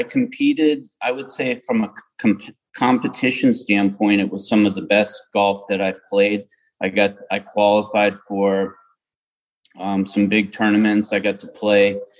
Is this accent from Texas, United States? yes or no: no; Johnstown, Pennsylvania, United States; now in New Hampshire, United States; I grew up in Johnstown, Pennsylvania, which is in Western PA, an hour and a half east of Pittsburgh.